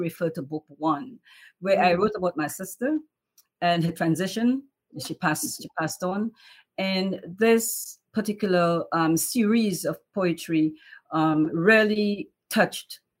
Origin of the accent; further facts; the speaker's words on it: Dominica; now in New York, United States; I am from Dominica, West Indies. Grew up in Dominica all through childhood, and then I came to the United States